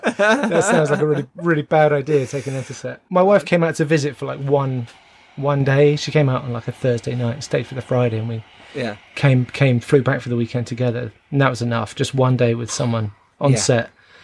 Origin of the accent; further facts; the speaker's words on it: London, United Kingdom; Owen's from Wales and Jason is from Northern Ireland and I'm from London.